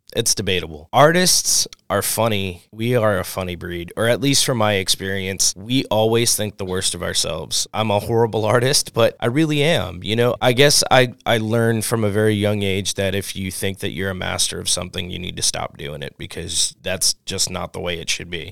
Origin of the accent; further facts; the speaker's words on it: New Orleans, Louisiana, United States; also born or lived in Oregon; now in California, United States; I'm originally from New Orleans as well. And being from New Orleans, we have ties through French history and Spanish history